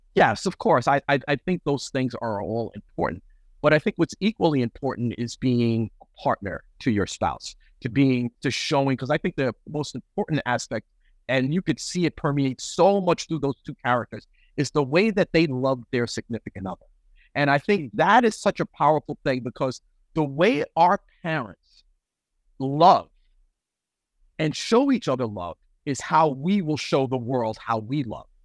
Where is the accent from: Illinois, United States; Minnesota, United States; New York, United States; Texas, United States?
New York, United States; New York City; also born or lived in Western Massachusetts; now in Fresno, United States; Bronx born and raised